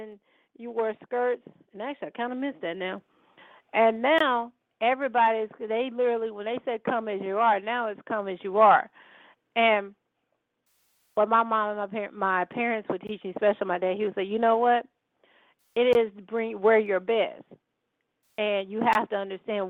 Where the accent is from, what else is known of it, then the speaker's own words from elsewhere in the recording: Holly Grove, United States; I say I'm from Holly Grove